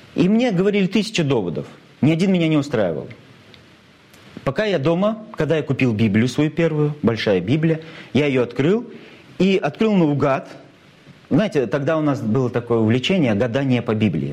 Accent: Cheboksary, Chuvashia, Russia; мой родной город, мой любимый город Чебоксары

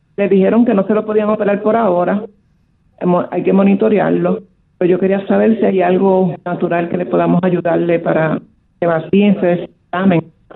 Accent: Dominican Republic; aquí en mi país

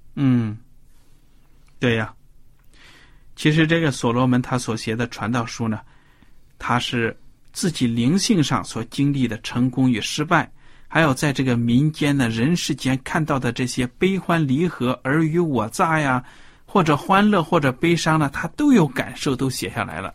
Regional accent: China; 我们中国的谚语

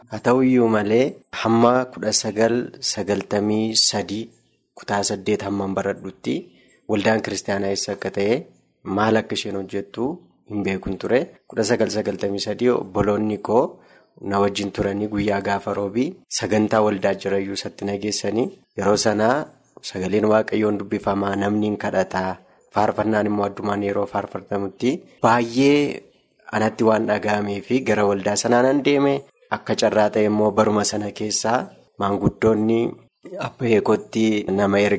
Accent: Walqixxee, Amuru district, Horo Guduru Wollega Zone, Oromia, Ethiopia; Bakka inni itti dhaladhee aanaa muruu godina warroo guduruu iddoo walqixxee jedhamtutti.

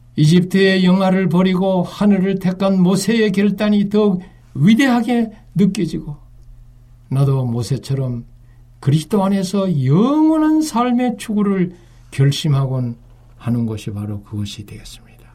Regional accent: Uiseong, North Gyeongsang, South Korea; 저는 육지에서 태어났어요. 제 고향은 경북 의성인데요.

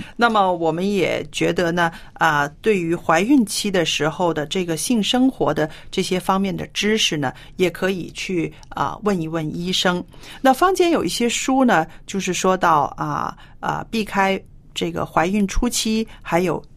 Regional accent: China; 在我们中国人的，呃，传统观念里边

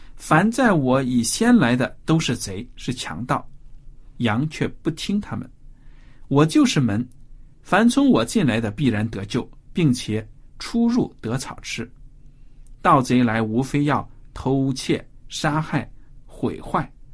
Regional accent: China; 我们中国人常说猫是奸臣

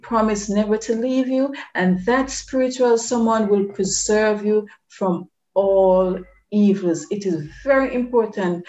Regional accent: Jamaica; Here in Jamaica, from which I am communicating with you, and this is my home country

